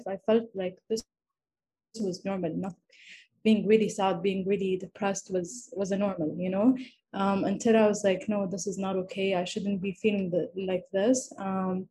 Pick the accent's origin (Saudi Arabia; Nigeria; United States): Saudi Arabia; I'm from Saudi Arabia.